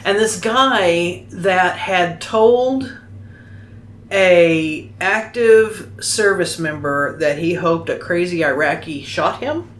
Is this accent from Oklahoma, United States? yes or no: yes; Oklahoma, United States; accent: southern; Well, I grew up in Oklahoma.